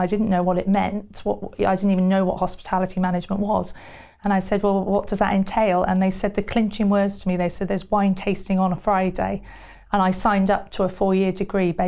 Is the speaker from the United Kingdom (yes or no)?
yes; Somerset, South West England, United Kingdom; moved away as an adult; also born or lived in Burton-on-Trent / Wales; I moved to Somerset quite early on in sort of my life, and I lived there until I went to university in Wales